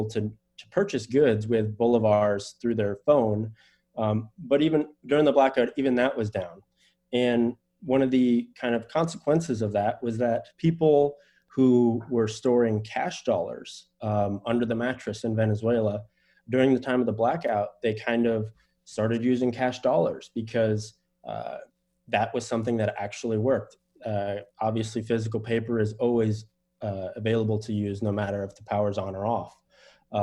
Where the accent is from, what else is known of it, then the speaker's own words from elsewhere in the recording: United States; I am an American.